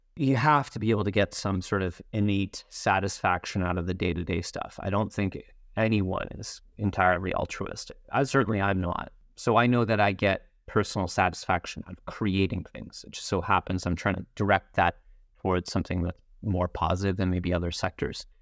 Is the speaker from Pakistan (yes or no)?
no; Montreal, Quebec, Canada; also born or lived in Toronto; I am very proud to be Canadian, and I feel very, very lucky to have grown up here